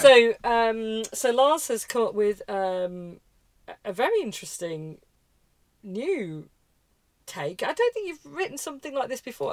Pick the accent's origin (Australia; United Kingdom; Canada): United Kingdom; England; obviously I'm English, uh, well British